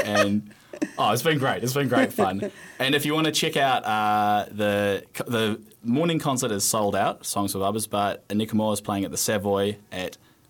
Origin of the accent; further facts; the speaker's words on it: Cromwell, Otago, New Zealand; moved away; I was driving back from Cromwell yesterday, where I'm from.